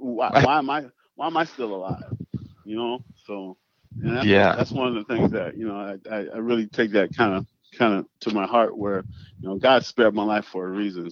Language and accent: English; Penn Yan, New York, United States; moved away; little hometown back in Pinyon, New York